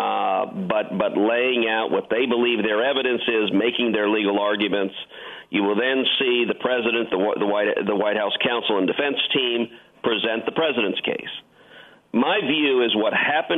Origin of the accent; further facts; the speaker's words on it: Houston, Texas, United States; I grew up in Houston